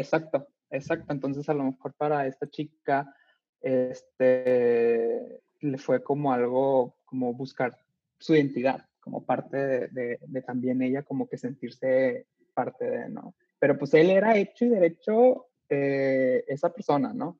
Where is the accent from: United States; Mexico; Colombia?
Mexico; Monterrey, Nuevo León; de donde yo soy, yo nací aquí